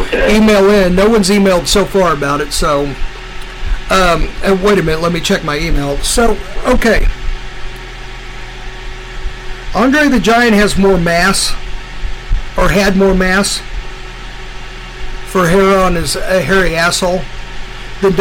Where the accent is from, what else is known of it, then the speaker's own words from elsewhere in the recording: United States; I myself am proud as an American